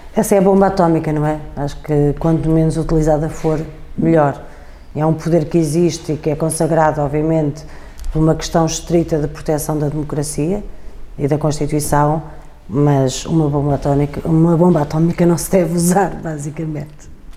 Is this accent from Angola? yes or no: no; Portugal; sou portuguesa